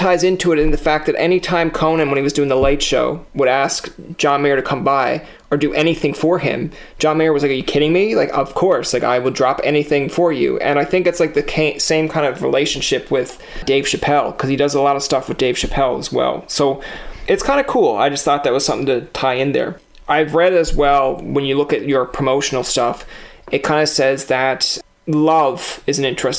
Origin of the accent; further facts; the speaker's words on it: Newfoundland and Labrador, Canada; I'm from Newfoundland, so everything sounds crazy outside Newfoundland.